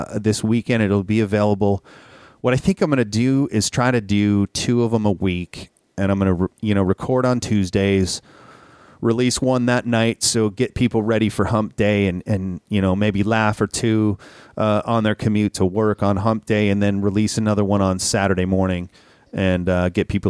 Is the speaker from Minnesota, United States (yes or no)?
yes; Minnesota, United States; growing up in Minnesota